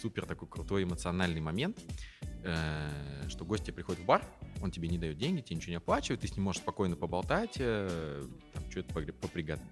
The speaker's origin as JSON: {"language": "Russian", "region": "Saint Petersburg", "country": "Russia", "tie": "born or raised there", "also_born_or_lived": "Tver", "said": "я почти всю сознательную жизнь э, в Петербурге, ну, вернее как, я родился в Твери, и, как мне почему-то нравится говорить, э, когда мне исполнился год, я все бросил и переехал в Питер."}